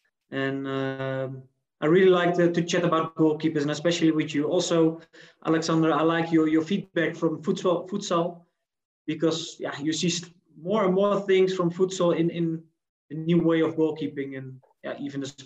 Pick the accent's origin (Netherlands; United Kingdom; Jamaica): Netherlands; moved away as an adult; also born or lived in Cape Town, South Africa; now in Johannesburg, South Africa; I'm from the Netherlands